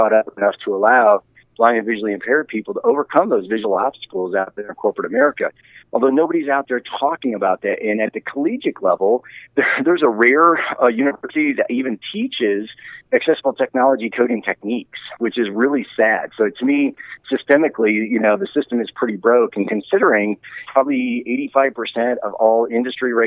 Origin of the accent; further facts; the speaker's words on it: Geneva, Ohio, United States; I grew up in Geneva, Ohio